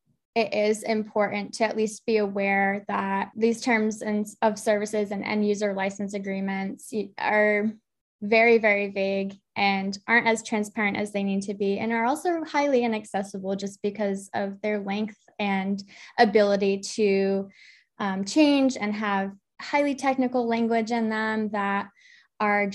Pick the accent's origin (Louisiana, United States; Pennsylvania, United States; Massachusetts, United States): Massachusetts, United States; moved away as an adult; now in Eastern North Carolina, United States; I'm from Massachusetts, and I was freelancing in the area on the South Coast